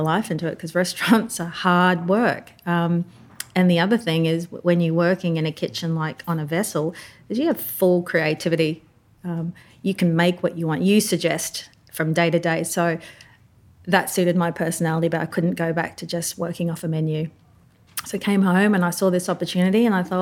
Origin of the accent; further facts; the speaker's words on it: Papua New Guinea; moved away as an adult; I'm born and raised in Papua New Guinea